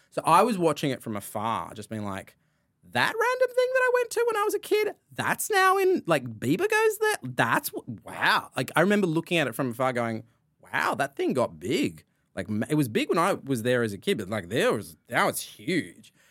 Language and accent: English; Sydney, New South Wales, Australia; I grew up in sort of Burwood, Ashfield